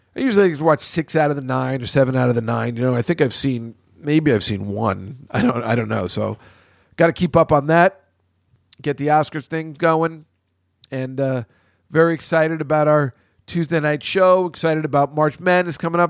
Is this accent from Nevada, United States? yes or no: no; New York City, New York, United States; I'm from New York City